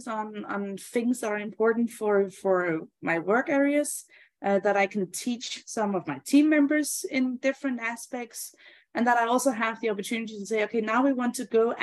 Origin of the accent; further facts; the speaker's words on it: Denmark; I'm from Denmark, and Denmark is a fairly small country